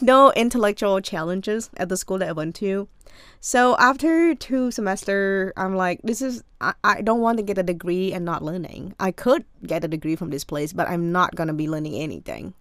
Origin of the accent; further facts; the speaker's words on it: Cambodia; English is a second language; moved away as an adult; also born or lived in Maryland, United States; now in United States; I am from Cambodia